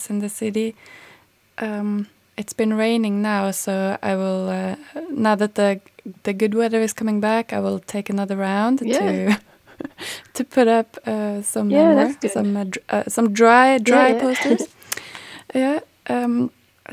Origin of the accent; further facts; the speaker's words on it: Norway; moved away as an adult; now in Stockholm, Sweden; I'm from Norway, and I have only been living here a few years, three and a half